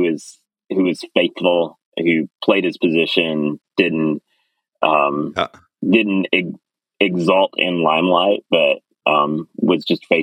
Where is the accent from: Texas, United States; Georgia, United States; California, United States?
Georgia, United States; South; I grew up in South Georgia in the 90s